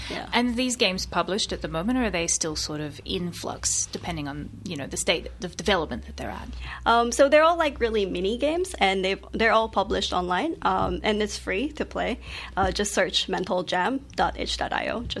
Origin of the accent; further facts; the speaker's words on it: Philippines; now in Melbourne, Australia; I'm a third culture kid. Um, I grew up in the Philippines, but I'm Taiwanese, and then coming to Melbourne.